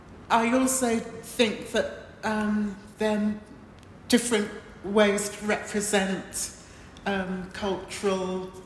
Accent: Watford, East of England, United Kingdom; also born or lived in Montserrat / London; We grew up in Watford for a long period, then we lived in London and so on. And we spent a little bit of time in Montserrat, where I was born

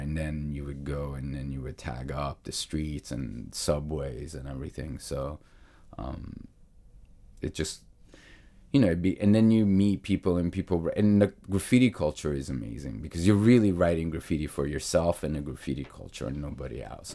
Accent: New York, United States; also born or lived in Naples; I grew up in New York in the eighties

